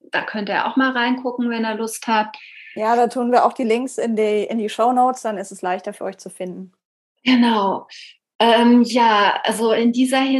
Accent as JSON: {"language": "German", "country": "Iceland", "accent": "Icelandic", "second_language": "German", "said": "Ähm, verleugne ich meinen isländischen Akzent oder nicht? Ist das Teil meiner, meiner Persönlichkeit oder meiner Brand, könnte man sagen"}